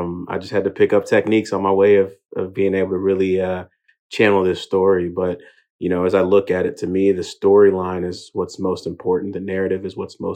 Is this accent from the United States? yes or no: yes; Houston, Texas, United States; also born or lived in England; I'm Nigerian. Was actually born in England, but made it out to Houston by the age of three. And ultimately grew up in a Nigerian household in America.